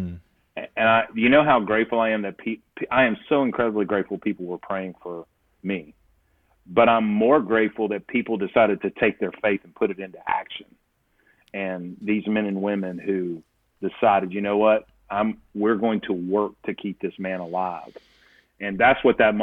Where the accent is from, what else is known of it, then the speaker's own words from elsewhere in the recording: South Alabama, United States; I grew up in South Alabama